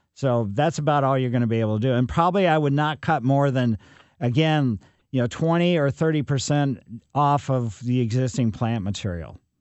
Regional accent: Ellisville, Missouri, United States; I grew up on Maple Lane in Ellisville

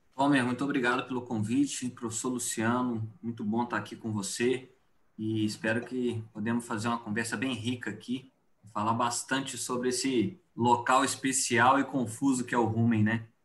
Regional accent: southern Minas Gerais, Brazil; moved away as an adult; now in Cuiabá, Brazil; Eu sou é, mineiro do sul de Minas, né? Hoje estou aqui em Cuiabá fazendo é, meu doutorado

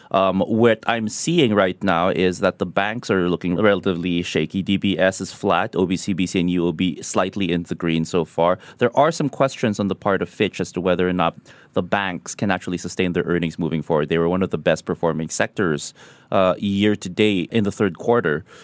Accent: Philippines; moved away; in my home country, the Philippines

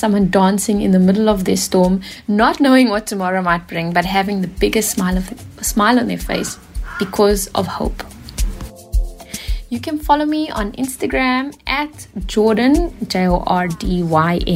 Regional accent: Pietermaritzburg, KwaZulu-Natal, South Africa; now in Cape Town, South Africa; I hail proudly from Pietermaritzburg in KwaZulu-Natal, but I currently live in the mother city, Cape Town.

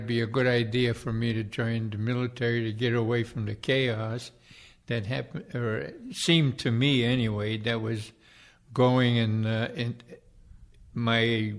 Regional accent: Cleveland, Ohio, United States; moved away as an adult; I grew up in Cleveland, Ohio.

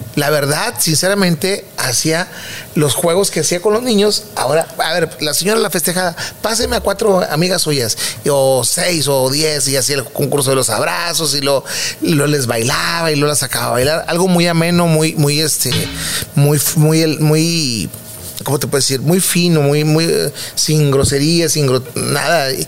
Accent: Guadalupe, Nuevo León, Mexico; que de ahí nací yo, ahí en Villa San Miguel en Guadalupe

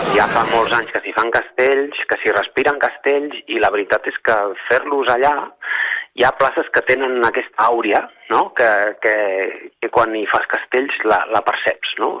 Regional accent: Tarragona, Catalonia, Spain; nosaltres que som de Tarragona

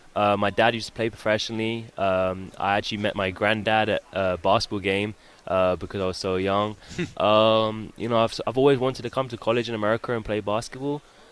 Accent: London, United Kingdom; moved away as an adult; I was from London, basically South London, Worthing area.

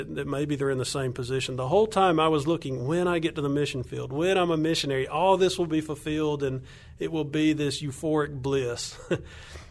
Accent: Alabama, United States; accent: Southern; moved away as an adult; now in Colombia; I'm from Alabama, if your listeners can't hear my accent

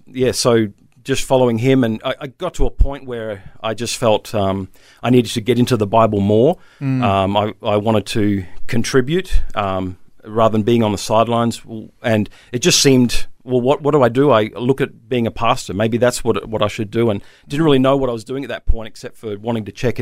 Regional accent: Queensland, Australia; also born or lived in New South Wales; I was born in New South, but I moved up to the QLD. Raised on 90s hip-hop with a dream to MC

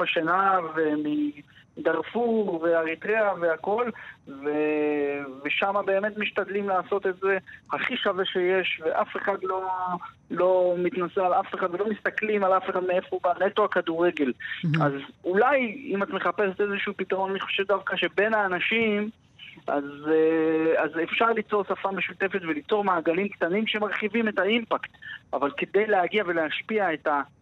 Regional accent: Jerusalem, Jerusalem District, Israel; כשהייתי קטן וגדלתי בירושלים

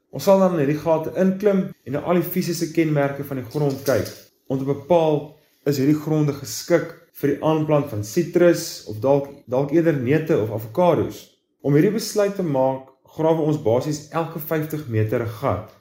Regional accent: Bellville, Western Cape, South Africa; moved away as an adult; also born or lived in Stellenbosch; now in Jeffreys Bay, South Africa; ek is oorspronklik van Bellville in die Wes-Kaap

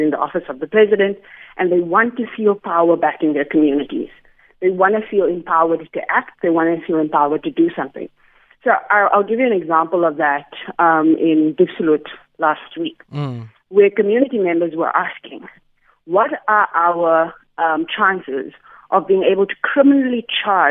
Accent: Johannesburg, Gauteng, South Africa; I come from Alvarado Park

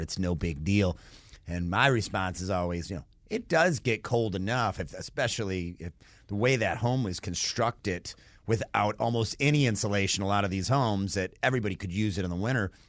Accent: Michigan, United States; now in Georgia, United States; I'm from Michigan

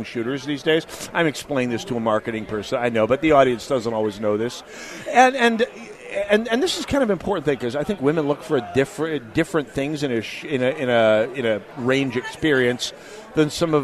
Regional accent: North Dakota, United States; I was growing up in North Dakota

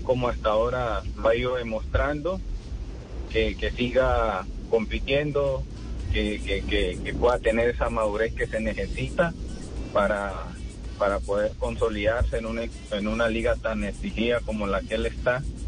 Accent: Colombia; nosotros como colombianos

